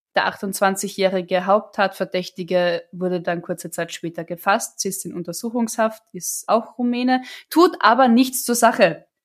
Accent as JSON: {"language": "German", "town": "Villach", "region": "Carinthia", "country": "Austria", "tie": "born or raised there", "said": "ich bin in der Gegend aufgewachsen, Kärnten und gerade Villach"}